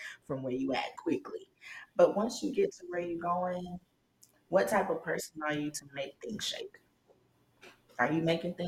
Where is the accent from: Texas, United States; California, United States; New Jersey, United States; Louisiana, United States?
Texas, United States; Houston; moved away as an adult; also born or lived in South Carolina; now in Atlanta, United States; When I moved from Texas, because I'm originally from Houston.